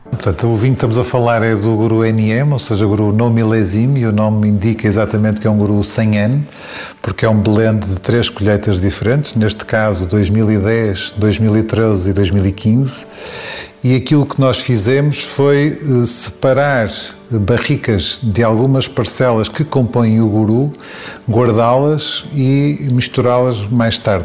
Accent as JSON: {"language": "Portuguese", "town": "Sabrosa", "region": "Norte", "country": "Portugal", "tie": "born or raised there", "said": "é onde eu cresci, no fundo em, em Fermentões, ou seja, perto de Sabrosa"}